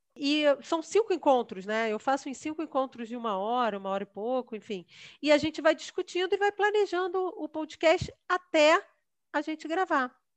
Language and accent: Portuguese; Rio de Janeiro, Brazil; moved away as an adult; Nunca tinha saído do Rio de Janeiro